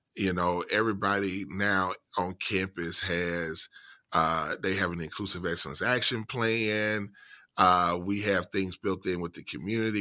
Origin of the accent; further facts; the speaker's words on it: central Mississippi, United States; moved away as an adult; I was born and raised in central Mississippi.